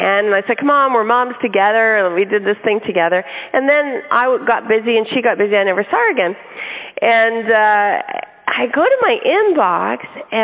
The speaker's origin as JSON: {"language": "English", "region": "California", "country": "United States", "said": "We're from California"}